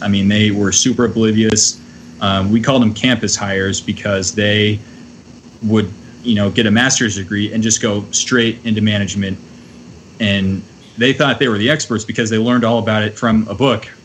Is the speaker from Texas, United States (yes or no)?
yes; Texas, United States; now in Minnesota, United States; moving from Texas to Minnesota